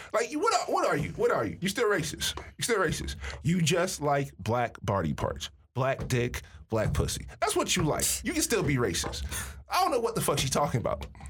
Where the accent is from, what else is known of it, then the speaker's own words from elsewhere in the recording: Miami, Florida, United States; moved away as an adult; now in Michigan, United States; I'm from Miami